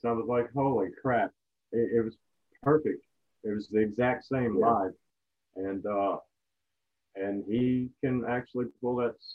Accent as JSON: {"language": "English", "country": "United States", "said": "we're American"}